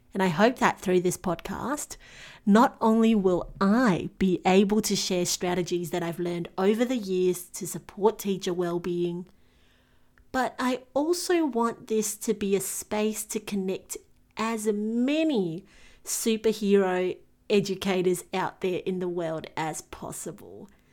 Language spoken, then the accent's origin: English; Singapore; moved away as an adult; now in Melbourne, Australia; I was born and bred in Singapore and made the move to Melbourne in Australia